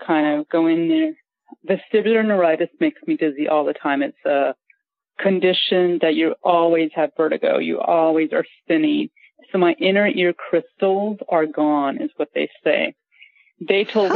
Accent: Glendale, California, United States; I'm from California, from LA, like Glendale, California

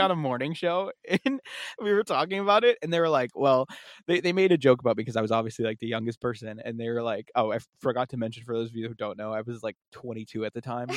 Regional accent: Massachusetts, United States; we're from Massachusetts

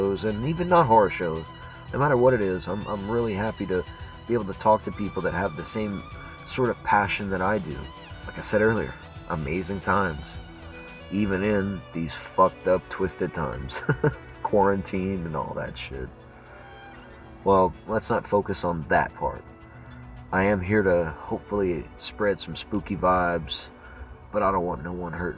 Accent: Cajun, Louisiana, United States; I'm a Cajun, and my co-hosts, we're all Cajuns

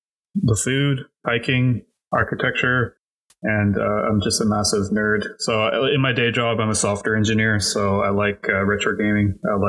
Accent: Toronto, Ontario, Canada; born there; also born or lived in Cayman Islands; now in Vancouver, Canada; I'm 43 years old. I was born in Toronto. I've lived in basically all over Canada. I also have lived outside of Canada. I lived 5 years in the Caribbean, specifically the Cayman Islands, and now I call Vancouver, BC home.

